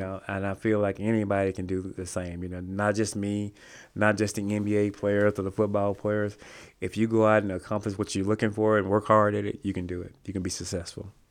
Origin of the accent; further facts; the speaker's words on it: Rolling Fork, Mississippi, United States; moved away; also born or lived in Greenville, Mississippi; that's my hometown. It was, like, ten miles, fifteen miles from where I lived at in Greenville, Mississippi